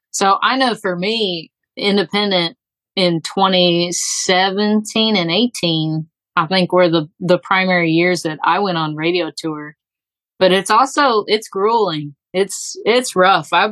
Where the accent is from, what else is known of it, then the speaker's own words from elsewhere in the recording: Texas, United States; born there; now in Alabama, United States; I was born in Texas. I have ping ponged all over. I've lived in the Northeast. I've been all over the Southeast and just kind of settled here.